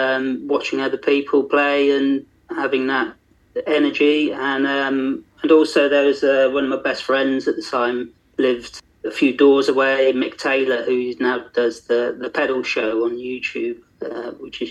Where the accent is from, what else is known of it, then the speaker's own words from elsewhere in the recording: Yetminster, South West England, United Kingdom; now in Haverfordwest, United Kingdom; growing up in Dorset